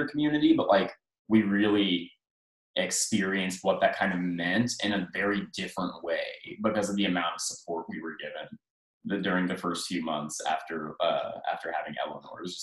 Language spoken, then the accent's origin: English; Excelsior Springs, Missouri, United States; now in Kansas City, United States; I'm from like Excelsior Springs, which is just like 20 or so minutes north of here